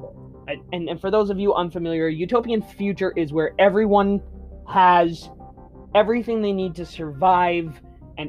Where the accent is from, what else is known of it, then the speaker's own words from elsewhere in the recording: Canada; being Canadian, to being born in Canada